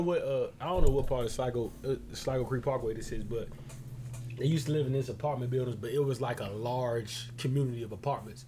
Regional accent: Barbados; moved away; I'm from Barbados

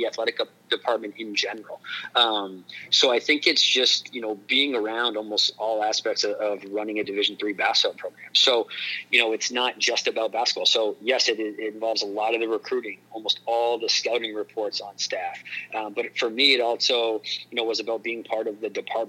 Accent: New Hampshire, United States; in this area of New Hampshire where I was from

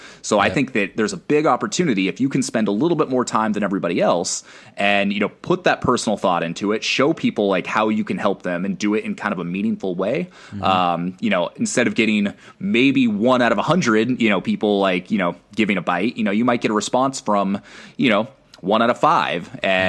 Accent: Northwest, United States; yo, what's up? I'm from the Northwest.

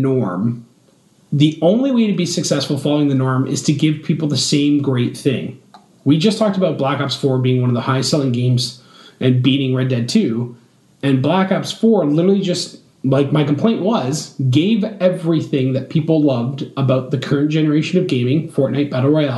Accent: Canada; I'm Canadian

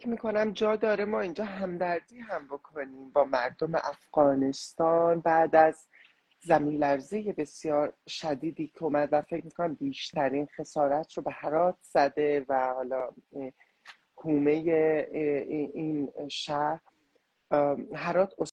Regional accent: Iran; خود من به عنوان نسل دومی که توی ایران به دنیا اومدم و زندگی میکنم

